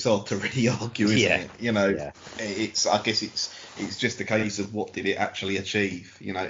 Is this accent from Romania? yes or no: no; England, United Kingdom; as an English person